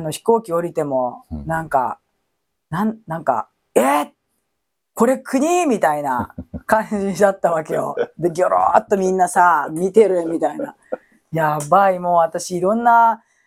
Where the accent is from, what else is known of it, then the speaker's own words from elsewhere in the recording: Japan; 日本語を喋ってて、日本で生活してて、日本人と思ってる